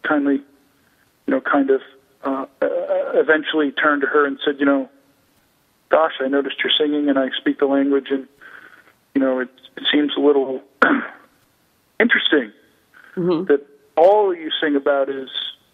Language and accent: English; New York, United States; moved away as an adult; now in Arizona, United States; we're from New York, and now we're in Arizona